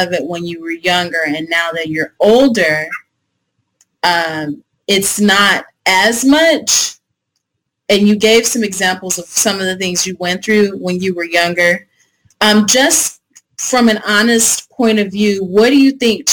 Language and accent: English; Texas, United States; moved away; I grew up in Texas